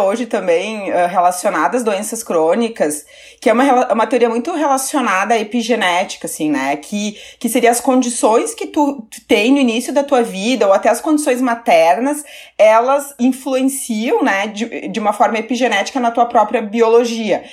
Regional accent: Caxias do Sul, Rio Grande do Sul, Brazil; Eu sou do interior do Rio Grande do Sul, né? De Caxias do Sul

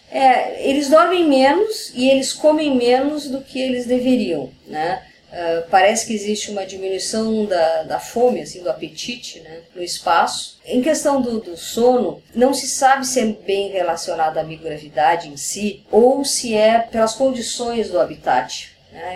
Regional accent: Brazil; como brasileira

